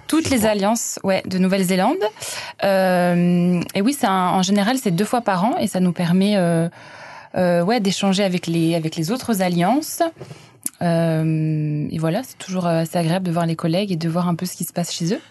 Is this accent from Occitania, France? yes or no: no; Clermont-Ferrand, Auvergne-Rhône-Alpes, France; now in Wellington, New Zealand; je suis auvergnate, je viens de Clermont-Ferrand